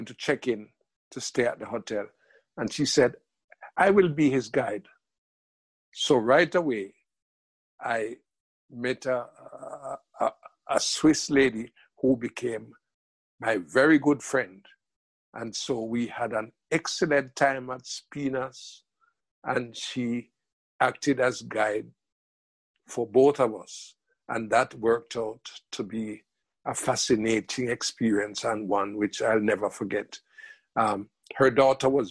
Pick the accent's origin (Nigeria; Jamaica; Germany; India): Jamaica; moved away as an adult; also born or lived in England; myself as a Jamaican